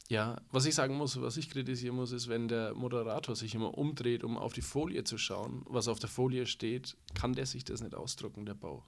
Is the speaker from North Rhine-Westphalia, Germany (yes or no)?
no; Franconia, Bavaria, Germany; Bei uns in Franken